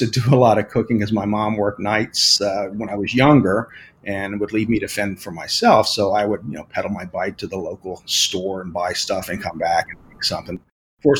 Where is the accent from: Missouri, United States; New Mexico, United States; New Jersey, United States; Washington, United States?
New Jersey, United States; Pomona; moved away as an adult; also born or lived in San Antonio, Texas; now in Florida, United States; I am originally from San Antonio, Texas. And I moved to South Jersey when I was pretty young. I was, I think, 8.